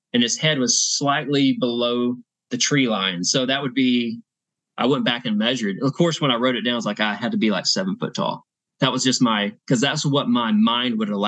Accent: Texas, United States; I'm from Texas.

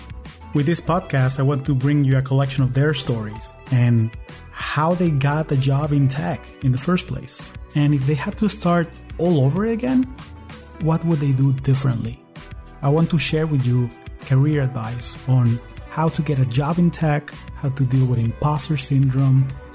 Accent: Caracas, Capital District, Venezuela; also born or lived in Silicon Valley, United States; now in United States; I am originally from Caracas, Venezuela, and I've been calling the U.S. home for the last 20 years.

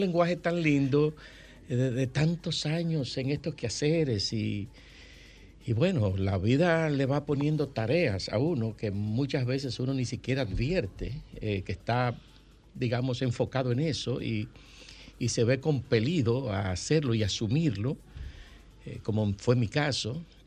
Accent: Santo Domingo, Distrito Nacional, Dominican Republic; also born or lived in Villa Consuelo, Santo Domingo; yo nací en la Marcos don 40. Yo soy de Villajuana. Mi ascenso social se produce de Villajuana a Villa Consuelo.

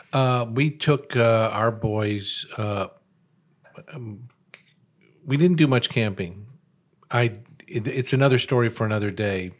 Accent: Chicago, Illinois, United States; I'm a very urban guy. I was born in Chicago.

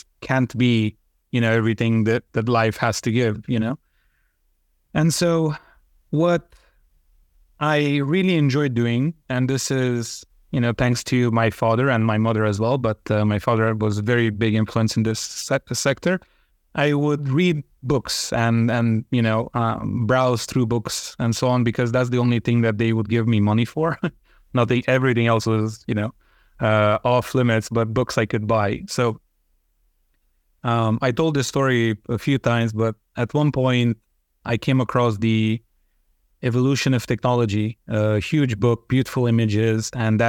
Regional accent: Transylvania, Romania; English is a second language; Well, growing up in Romania isn't all that special. What is special in our specific area of Transylvania is that there is a very high number of Hungarians there. And I was one of them, or I am one of them, right?

